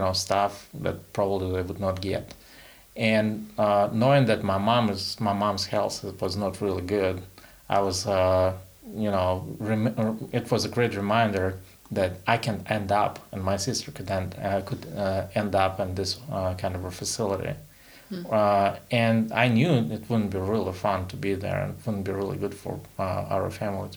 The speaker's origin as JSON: {"language": "English", "country": "Russia", "also_born_or_lived": "Soviet Union", "second_language": "English", "moved": "yes", "lives_now": "Belarus", "said": "I'm from Russia, and right now I live in Belarus."}